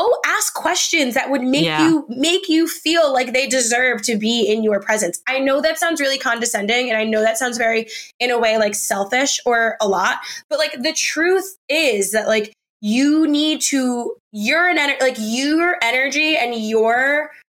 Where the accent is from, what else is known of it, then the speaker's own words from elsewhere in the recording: New York City, New York, United States; also born or lived in New Jersey; I'm from New York, but like, kind of, I'm from Jersey, but I grew up in New York City